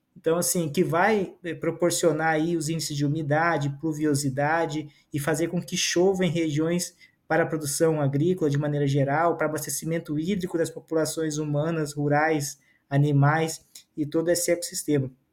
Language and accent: Portuguese; Amazon, Brazil; also born or lived in southern Brazil; eu vim do sul do Brasil para a Amazônia, ainda bebê, no colo da minha mãe